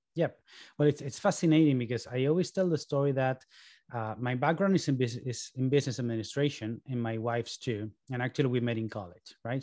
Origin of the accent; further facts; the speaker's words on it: Barcelona, Catalonia, Spain; moved away as an adult; also born or lived in New York, United States; now in Boston, United States; my parents moved to Barcelona when I was three so, you know, by all means, I am Spanish